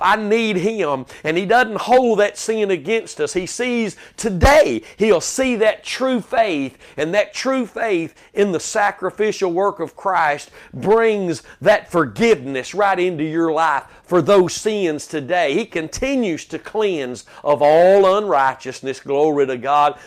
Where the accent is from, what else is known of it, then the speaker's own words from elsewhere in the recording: Texas, United States; as a Texan